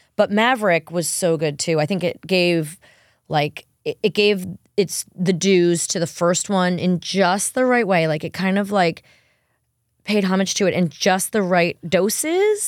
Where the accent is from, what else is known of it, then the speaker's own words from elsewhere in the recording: New York, United States; I'm from New York